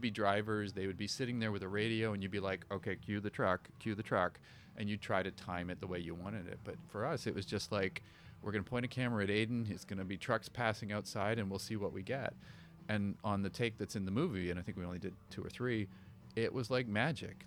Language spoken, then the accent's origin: English; Canada; born or raised there